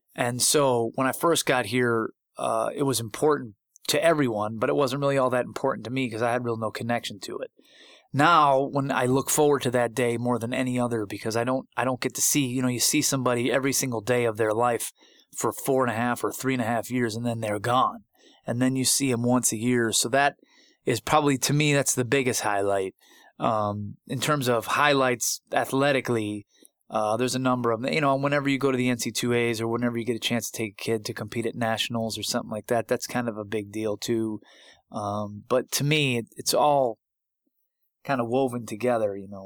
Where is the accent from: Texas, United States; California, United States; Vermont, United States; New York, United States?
New York, United States; Buffalo; born or raised there; moved away